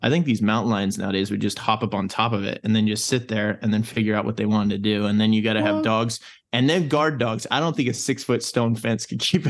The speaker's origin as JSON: {"language": "English", "region": "California", "country": "United States", "tie": "born or raised there", "said": "Like, I grew up in Calaveras County, Calaveras, Tuolumne kind of county."}